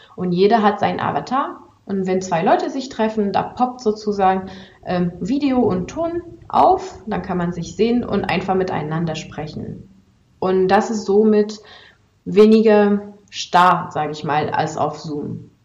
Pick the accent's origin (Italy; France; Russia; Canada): France; now in Germany; bin ich ja eigentlich aus Frankreich, bin aber eigentlich in Deutschland schon seit ziemlich langem und arbeite hier